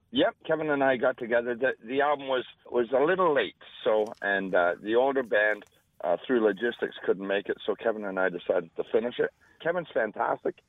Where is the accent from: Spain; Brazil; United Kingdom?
United Kingdom; Scotland; moved away; I was born in Scotland.